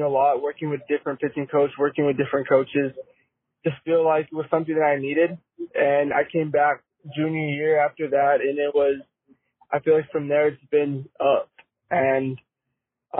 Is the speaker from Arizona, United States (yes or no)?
yes; Casa Grande, Arizona, United States; Lived in Casa Grande my whole life